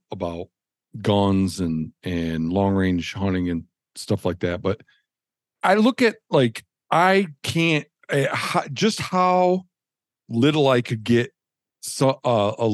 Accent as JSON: {"language": "English", "region": "Michigan", "country": "United States", "tie": "born or raised there", "said": "growing up in Michigan"}